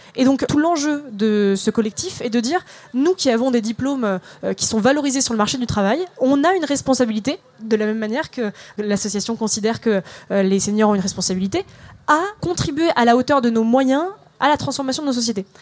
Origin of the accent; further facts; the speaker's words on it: Melun, Île-de-France, France; moi j'ai grandi euh, à Melun en passant toute ma scolarité dans des ZEP.